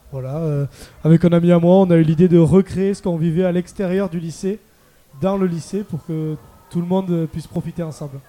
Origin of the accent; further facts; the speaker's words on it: Landes, Nouvelle-Aquitaine, France; je viens des Landes, donc euh, sur, AR sur Adour